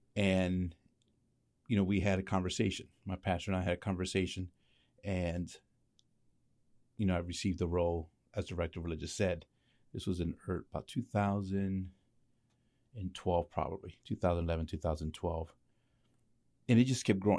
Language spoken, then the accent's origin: English; Lancaster, Pennsylvania, United States; also born or lived in New York; I was born in New York, but raised in, in Lancaster.